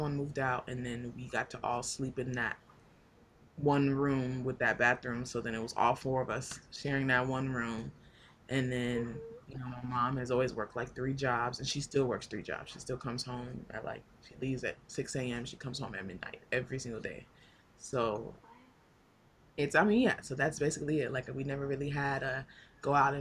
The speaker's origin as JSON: {"language": "English", "town": "Ikeja", "region": "Lagos", "country": "Nigeria", "tie": "born or raised there", "moved": "yes", "lives_now": "Dallas, United States", "said": "I grew up in Lagos, but I grew up in Ikeja."}